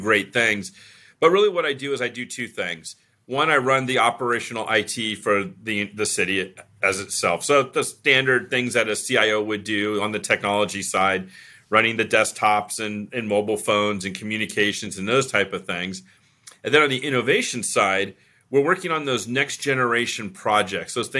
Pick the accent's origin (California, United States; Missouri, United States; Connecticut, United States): California, United States; Irvine; moved away as an adult; now in Las Vegas, United States; I was born and raised in Irvine, California, and spent majority of my entire life in California, in Southern California mainly